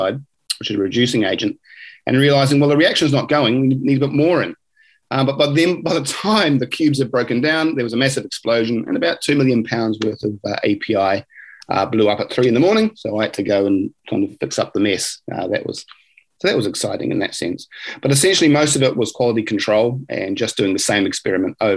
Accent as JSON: {"language": "English", "region": "Gisborne", "country": "New Zealand", "tie": "born or raised there", "moved": "yes", "lives_now": "Marlborough, New Zealand", "said": "I'm originally from Gisborne on the east coast of the North Island of New Zealand, and it's where my parents, my mother's side come from, but my father's from England. So I was born in 1980 there, and I went to high school at Gisborne Boys High School"}